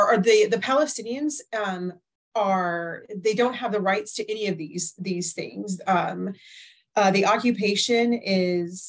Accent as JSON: {"language": "English", "country": "United States", "said": "as an American"}